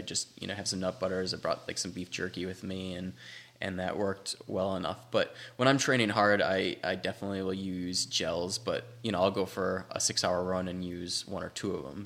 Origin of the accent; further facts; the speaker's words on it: Wisconsin, United States; moved away; I grew up doing it in Wisconsin